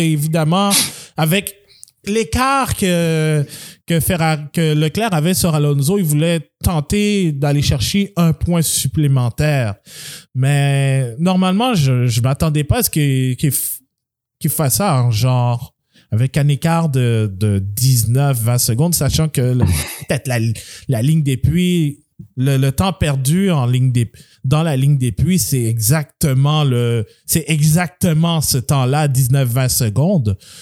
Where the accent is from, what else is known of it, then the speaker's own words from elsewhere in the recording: Quebec, Canada; also born or lived in Montreal; nous sommes québécois. Donc, on vit à... Bon, je vis à Montréal